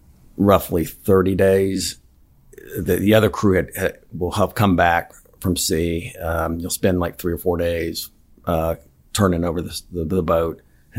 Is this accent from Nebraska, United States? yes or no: no; Orlando, Florida, United States; moved away; I grew up in Florida.